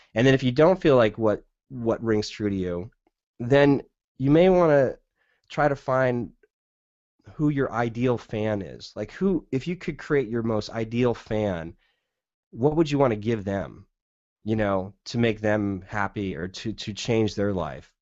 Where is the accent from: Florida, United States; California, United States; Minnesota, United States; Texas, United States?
California, United States; Southern; now in Portland, United States; growing up in Southern California, I kinda know the desert landscape